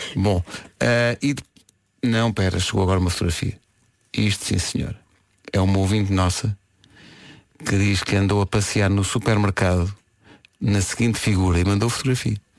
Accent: Lisbon, Portugal; a maternidade onde nasci é onde é hoje a maternidade, a, eh, a, eh, eh, o Hospital Dona Estefânia

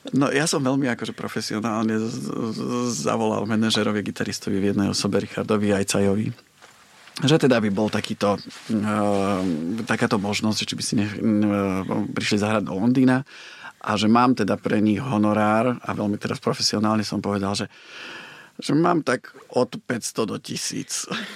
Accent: Považská Bystrica, Trenčín Region, Slovakia; moved away as an adult; also born or lived in Bratislava; now in London, United Kingdom; Ja som z Považskej Bystrice

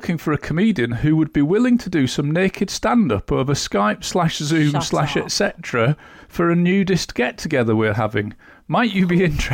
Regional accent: Yorkshire and the Humber, United Kingdom; I grew up in Yorkshire

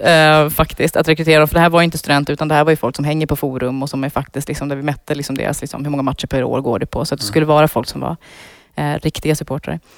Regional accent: Iran; now in Sweden; nu är jag ju född i Iran

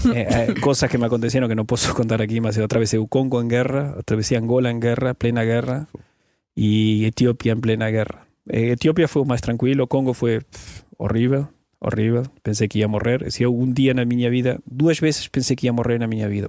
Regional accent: Argentina; Portuguese is a second language; moved away as an adult; saí da Argentina, sou jornalista de formação, fartei-me da Argentina, fartei-me de viver em um país

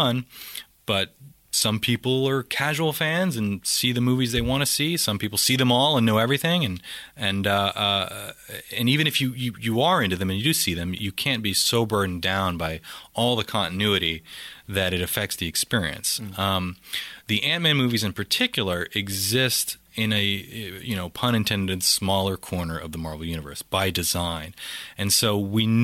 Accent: Louisiana, United States; I'm from Louisiana

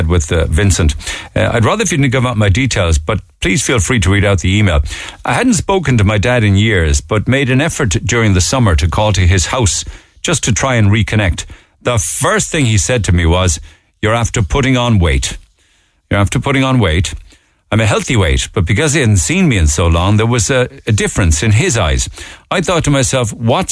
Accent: Cork, Munster, Ireland; I was born there in Madden's Buildings and very, very happy memories there

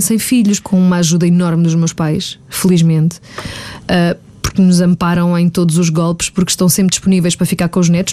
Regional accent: Margem Sul, Lisbon metropolitan area, Portugal; eu sou da Margem Sul e durante a semana ficava cá em Lisboa

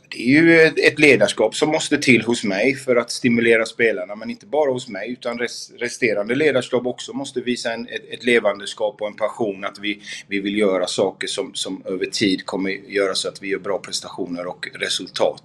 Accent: Gothenburg, Västra Götaland, Sweden; moved away as an adult; also born or lived in Malmö; har jag inte bott hemma i Göteborg på otroligt länge

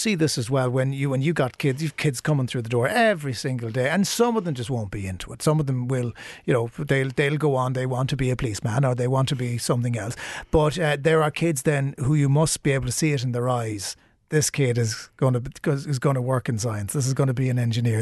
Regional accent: Cork, Munster, Ireland; I grew up in Ballintemple

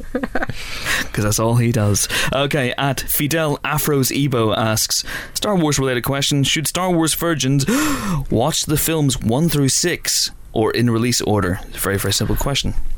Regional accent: Banbridge, Northern Ireland, United Kingdom; moved away; we came back to my hometown Banbridge

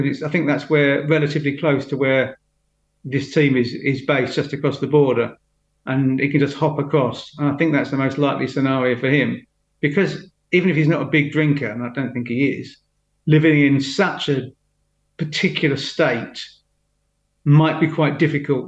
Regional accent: London, United Kingdom; also born or lived in Huddersfield; as a Londoner

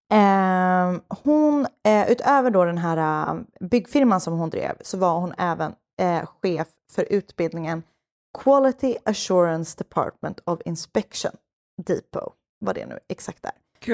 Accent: Stockholm, Stockholm County, Sweden; jag är uppväxt i Stockholms innerstad

